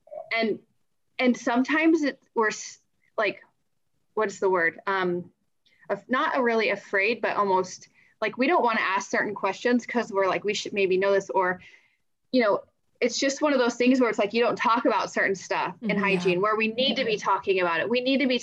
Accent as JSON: {"language": "English", "region": "Northern Nevada", "country": "United States", "tie": "born or raised there", "also_born_or_lived": "Colorado", "said": "my family and I moved to Northern Nevada when I was, like 5 years old"}